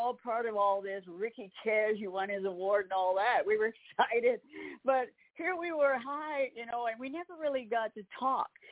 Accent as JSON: {"language": "English", "town": "Campbellton", "region": "New Brunswick", "country": "Canada", "tie": "born or raised there", "moved": "as an adult", "lives_now": "Nashville, United States", "said": "in Campbellton, New Brunswick, in Canada"}